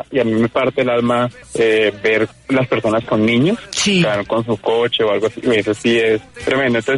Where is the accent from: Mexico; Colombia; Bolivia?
Colombia; San Bernardo, Cundinamarca; sí hice un recorrido Bogotá-San eh, Bernardo, que es mi pueblo, San Bernardo, con Dinamarca